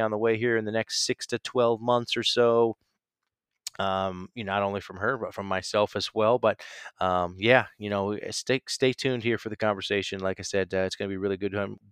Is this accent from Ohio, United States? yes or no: yes; Stark County, Northeast Ohio, United States; moved away as an adult; also born or lived in Chicago / Nashville; I am officially back in Ohio in the Stark County area. I won't give you the exact place, but Northeast Ohio